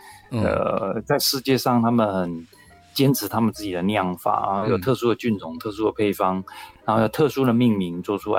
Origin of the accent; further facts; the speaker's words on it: Taiwan; 然后我觉得这些可爱的天主教修士，我觉得一定是像我们台湾人说的这种最 key 刚